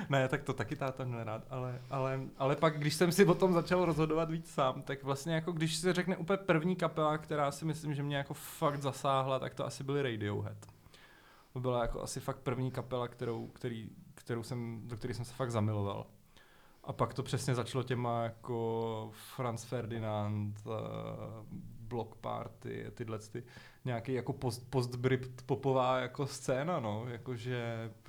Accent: Prague, Czechia; já jsem vyrůstal na letný.

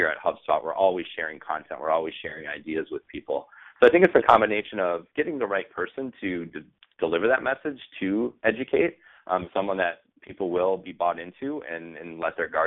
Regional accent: Minneapolis, Minnesota, United States; now in Boston, United States; I am from Minneapolis, Minnesota

